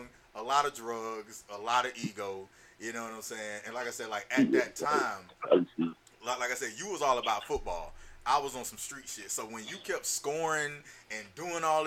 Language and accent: English; Florida, United States; because I'm from Florida